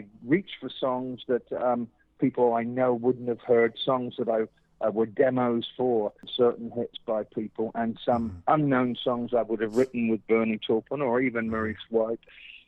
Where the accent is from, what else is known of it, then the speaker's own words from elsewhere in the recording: England, United Kingdom; And so as a child growing up in England, I was always enamored by the radio stations